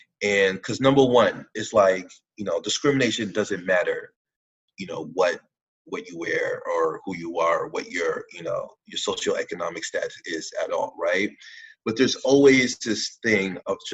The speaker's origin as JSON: {"language": "English", "town": "New York City", "region": "New York", "country": "United States", "tie": "born or raised there", "said": "growing up in New York at this time"}